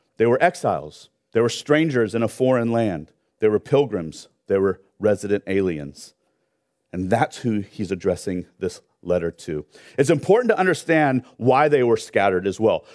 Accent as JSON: {"language": "English", "town": "Long Beach", "region": "California", "country": "United States", "tie": "born or raised there", "also_born_or_lived": "Orange County", "said": "I grew up in Long Beach"}